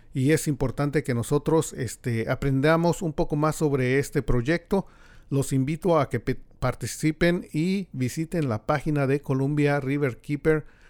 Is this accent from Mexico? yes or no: yes; Mexico; now in United States; los que venimos de México